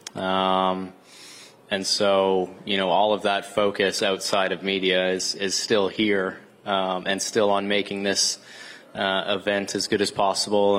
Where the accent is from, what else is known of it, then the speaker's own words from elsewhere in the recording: Canada; as a Canadian